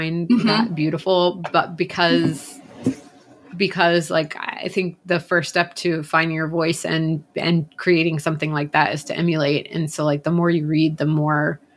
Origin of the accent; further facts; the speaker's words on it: Atlanta, Georgia, United States; I grew up in Atlanta, which is Coke capital.